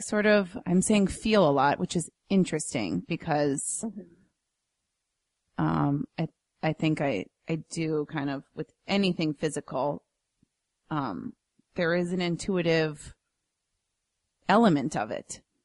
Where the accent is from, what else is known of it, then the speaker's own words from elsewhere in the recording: Minnesota, United States; a native Minnesotan